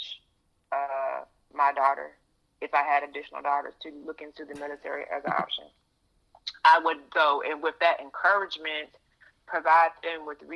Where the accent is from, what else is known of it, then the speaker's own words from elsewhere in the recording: Chesapeake, Virginia, United States; moved away; I grew up in Hampton Roads, Virginia